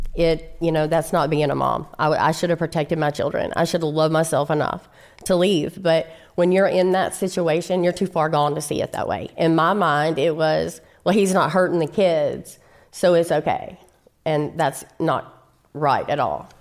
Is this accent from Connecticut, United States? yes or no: no; Shreveport, Louisiana, United States; I'm from Shreveport, Louisiana, and I'm an only child